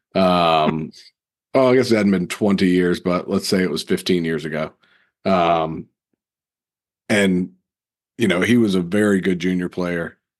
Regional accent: Raleigh, North Carolina, United States; growing up in Raleigh

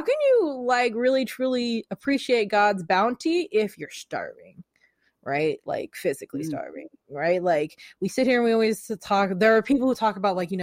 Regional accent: West Sacramento, California, United States; I'm from West Sacramento, California

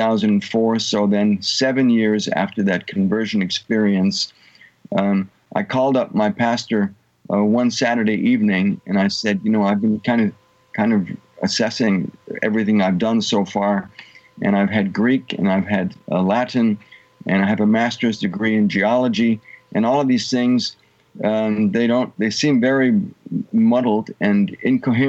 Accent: Germany; moved away as an adult; also born or lived in Munich, Germany / California, United States / Texas, United States; now in Tulsa, United States; I was born in Munich, Germany, and mathematically I've spent about half of my life in Germany and half of my life in the United States. My early childhood in California

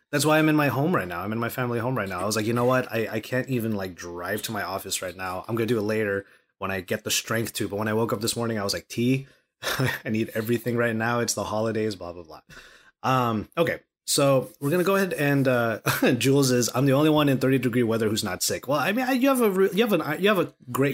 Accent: Los Angeles, California, United States; I rep LA to the death, and I'm Californian all of my life.

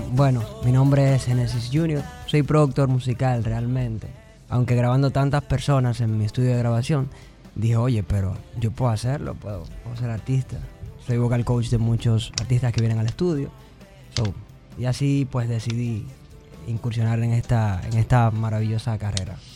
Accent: Los Alcarrizos, Distrito Nacional, Dominican Republic; also born or lived in Canada; Soy dominicano. De los alcarrizos

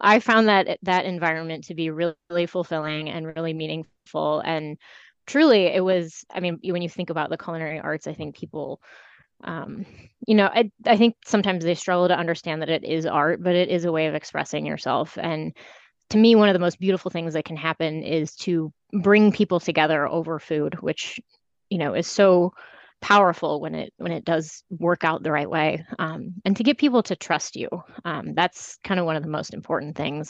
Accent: Iowa, United States; moved away as an adult; also born or lived in California / Chicago / Seattle; now in Elgin, United States; I grew up in Iowa

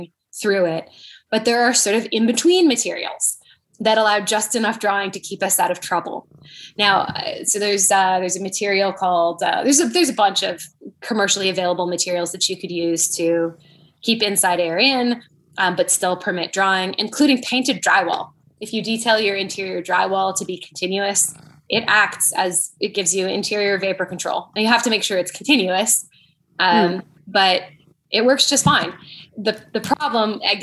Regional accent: Canada; moved away; I'm from Canada growing up.

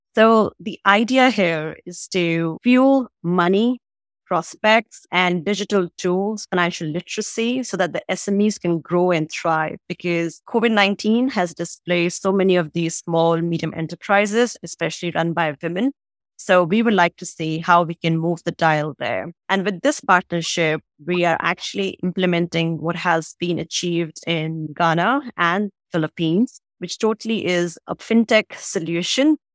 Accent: Agra, Uttar Pradesh, India; moved away as an adult; also born or lived in Delhi, India; now in Singapore; I'm originally from Agra, which is where you have the Taj Mahal, the epitome of romance and love in India

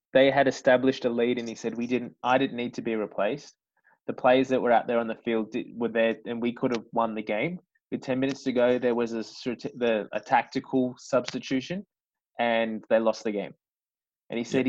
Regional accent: Australia; being an Aussie person

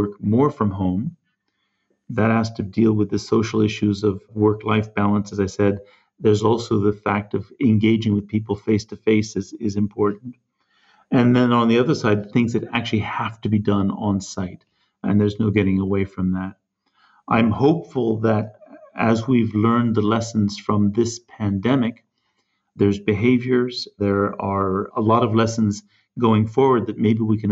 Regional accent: California, United States; moved away; I'm originally from California

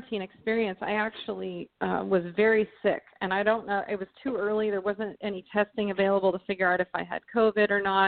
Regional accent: Arizona, United States; I grew up in Arizona

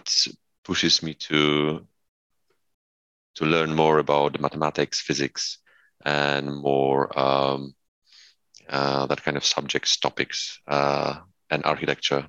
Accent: Poland; moved away; I'm from Poland. When I was in primary school

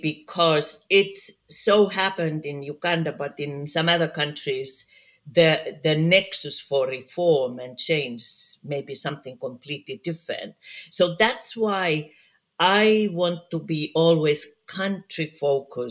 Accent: Finland; I work a lot in my home country, Finland

